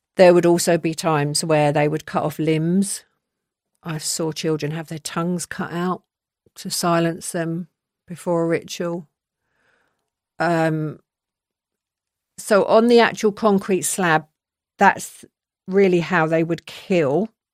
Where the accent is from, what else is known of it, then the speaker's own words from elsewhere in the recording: London, United Kingdom; now in Surrey, United Kingdom; I'm from Southwest London. I spent my first ten years there